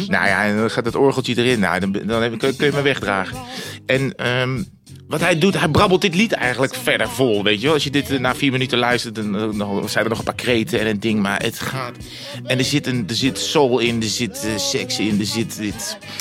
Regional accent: Breda, North Brabant, Netherlands; moved away; ik kom uit Breda vroeger bij NAC

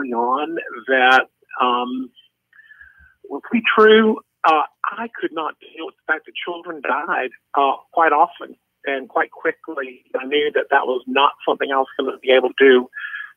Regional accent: the South, United States; moved away as an adult; also born or lived in Rhode Island; I grew up in the South

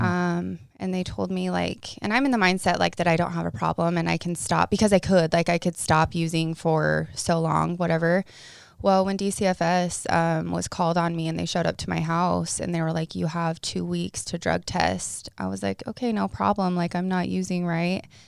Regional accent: Paragonah, Utah, United States; I'm from Paragoona, Utah. Like, you sneeze and you miss the town.

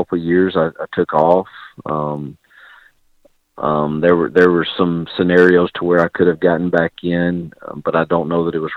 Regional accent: Mississippi, United States; moved away as an adult; now in Lynchburg, United States; in my home state with people I love and care about

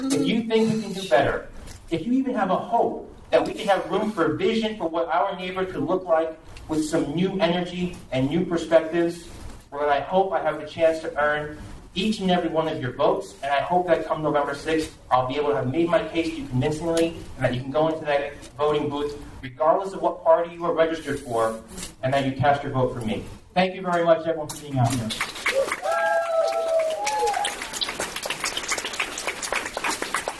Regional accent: New York, United States; I'm a graduate of our local school

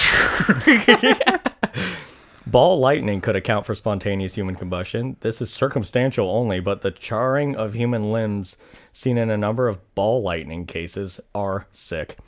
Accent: United States

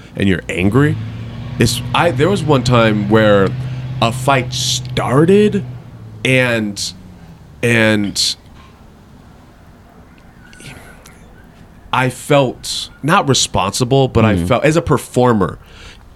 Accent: Riverside, California, United States; I grew up in Riverside

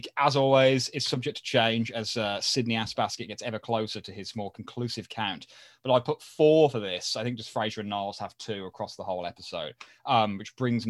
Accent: United Kingdom; As a Brit

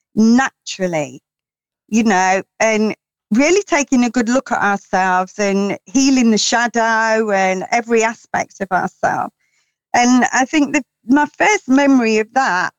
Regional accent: London, United Kingdom; now in Peak District, United Kingdom; I am originally a Londoner

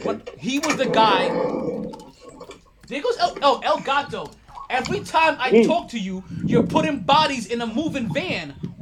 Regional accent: New York City, New York, United States; I'm from Brooklyn.

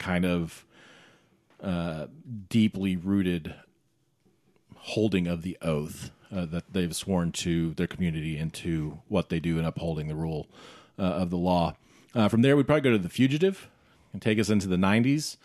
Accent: the South, United States; growing up in the South and, and being familiar with that part of the country

